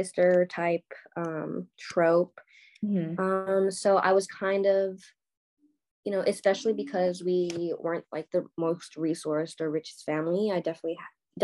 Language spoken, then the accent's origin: English; California, United States; also born or lived in Korea; now in New York, United States; I was born in Korea, raised in California, and now I'm living in New York